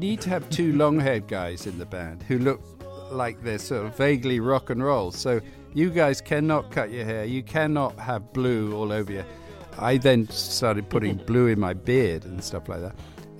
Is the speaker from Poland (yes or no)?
no; Cuba; also born or lived in Hawaii / Venezuela; You know, I was brought up in Cuba, Hawaii, Venezuela.